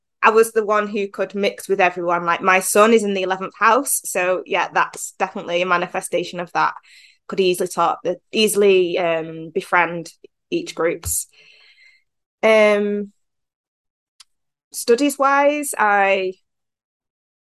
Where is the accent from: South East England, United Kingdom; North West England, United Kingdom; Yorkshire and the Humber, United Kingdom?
North West England, United Kingdom; Manchester; I'm from England, Manchester to be precise.